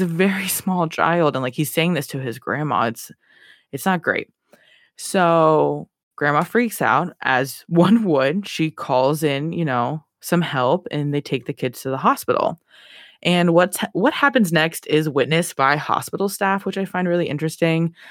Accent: Ohio, United States; I'm from Ohio. Corn is all we

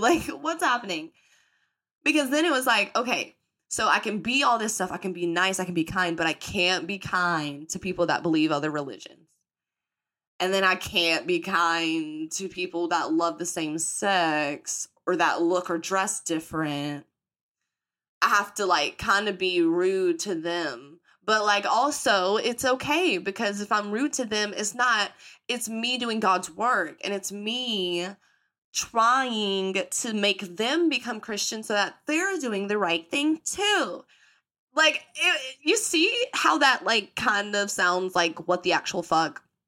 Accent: the Bible Belt in the South, United States; accent: country; growing up in the Bible Belt in the South

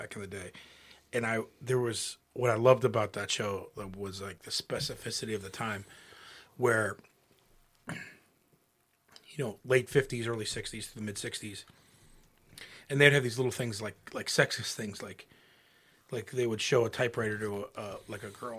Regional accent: United States; we grew up all in Wayne County

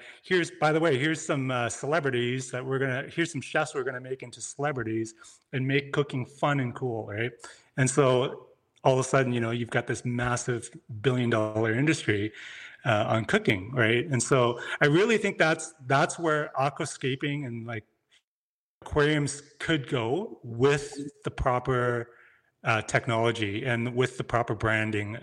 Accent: Canada; moved away as an adult; I'm from Canada

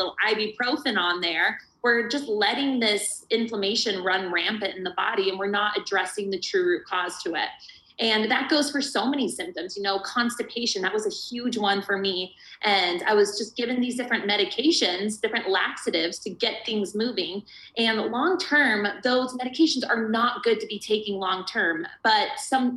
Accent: Arizona, United States; I'm from Arizona, warm, sunny Arizona.

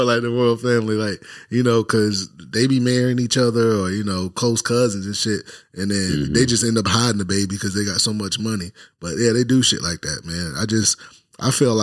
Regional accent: Jacksonville, United States; moved away; growing up in Jacksonville, like, it's predominantly black and white

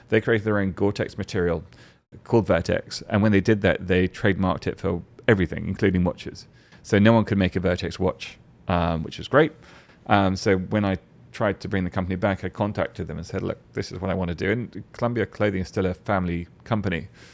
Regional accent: England, United Kingdom; as an English person

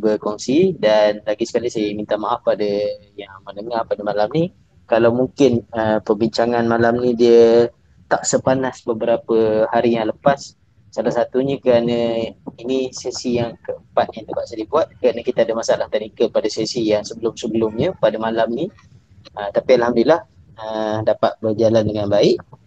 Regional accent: Malaysia; kita sebagai rakyat Malaysia

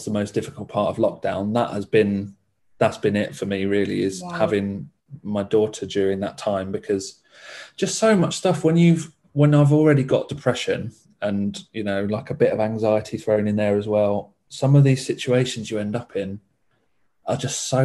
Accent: Essex, East of England, United Kingdom; moved away; my family are from Essex. I'm from Essex. So I'm 200 miles away from all my family.

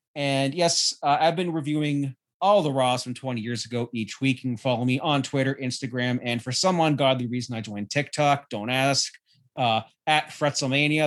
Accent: Canada; being Canadian

